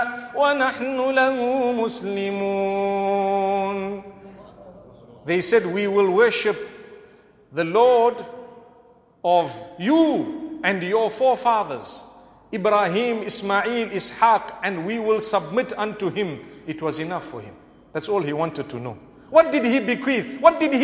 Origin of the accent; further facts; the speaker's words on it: Zimbabwe; I come from Zimbabwe. The weakness of our currency at one stage forced us to learn those figures